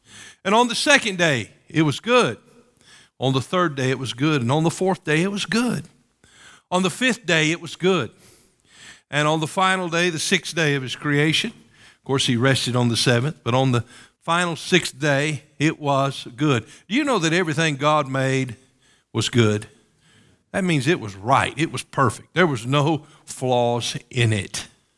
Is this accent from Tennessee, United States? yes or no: yes; Knoxville, Tennessee, United States; As I mentioned earlier, I grew up in East Tennessee, in Knoxville, and many people from all over the world would come to Gatlinburg and Pigeon Forge.